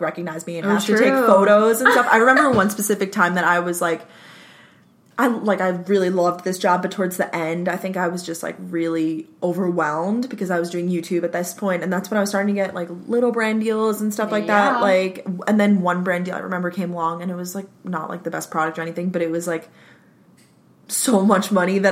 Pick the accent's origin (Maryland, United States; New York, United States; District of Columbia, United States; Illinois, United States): New York, United States; Long Island; I worked at a, like, local Italian Ice, because I'm from Long Island, New York